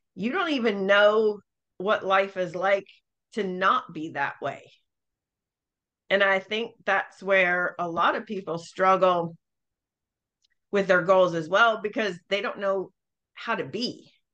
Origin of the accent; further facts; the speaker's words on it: Northeast, United States; I am from the North. Um, so the Northeast